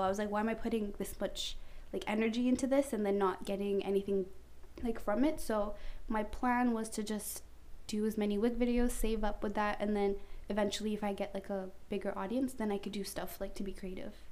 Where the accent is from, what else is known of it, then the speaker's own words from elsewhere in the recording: Canada; I'm Canadian